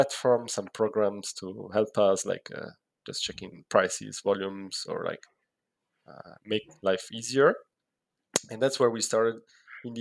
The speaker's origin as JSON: {"language": "English", "country": "Italy", "moved": "as an adult", "said": "I'm originally from Italy."}